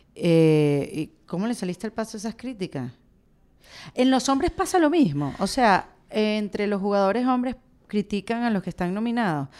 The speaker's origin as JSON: {"language": "Spanish", "country": "Venezuela", "said": "somos venezolanos"}